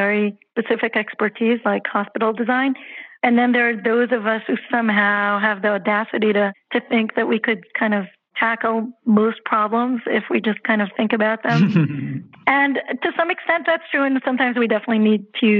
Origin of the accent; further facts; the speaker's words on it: Israel; moved away as an adult; also born or lived in Jerusalem, Israel; now in New York City, United States; I'm originally from Israel